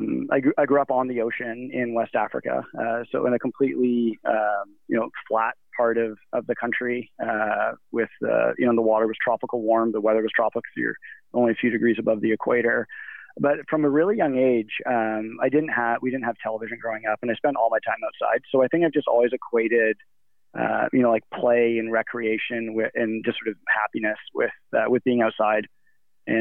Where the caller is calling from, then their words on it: Squamish, British Columbia, Canada; also born or lived in Canmore, Alberta; At the moment, I'm calling from Squamish, British Columbia, and I've been living here since December of this year, or I guess of last year. And but prior to that, I was in Canmore, Alberta, so in the heart of the Canadian Rockies.